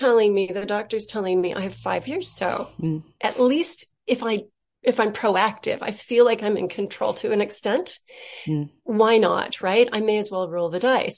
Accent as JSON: {"language": "English", "region": "Southern California", "country": "United States", "said": "I'm from California, from Southern California"}